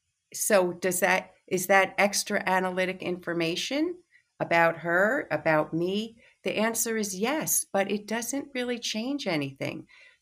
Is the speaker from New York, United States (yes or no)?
yes; New York City, New York, United States; I'm from New York City. I just moved to the island.